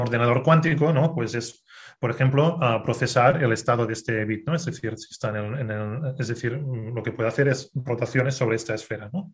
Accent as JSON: {"language": "Spanish", "area": "a town in the province of Girona", "region": "Catalonia", "country": "Spain", "tie": "born or raised there", "also_born_or_lived": "Barcelona / Castelldefels", "said": "nací en, eh, en un pueblo que se llama San en, en, la provincia de Girona, en, en, en Cataluña"}